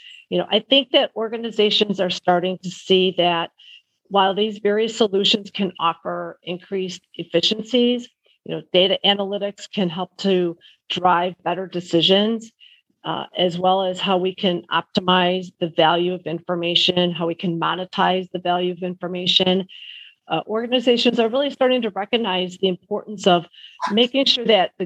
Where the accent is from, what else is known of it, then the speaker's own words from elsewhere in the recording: Chicago, Illinois, United States; Grew up, born and raised in the Chicago area. Lived in a suburb outside of Chicago.